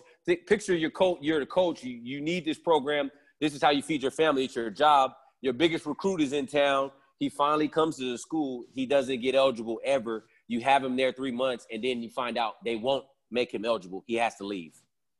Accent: Sacramento, California, United States; I'm from Sacramento, so it was only an hour away.

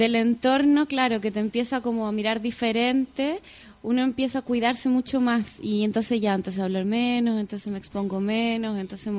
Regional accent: Chile; en verdad soy como italiana, nací en Chile, porque todos mis abuelos, mis cuatro abuelos son italianos

